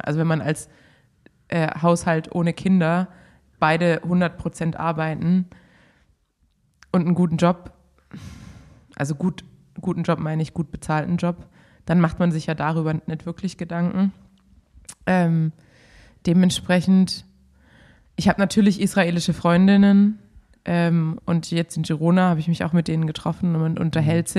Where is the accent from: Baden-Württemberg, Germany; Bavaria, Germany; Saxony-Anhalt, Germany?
Baden-Württemberg, Germany; als Schwabe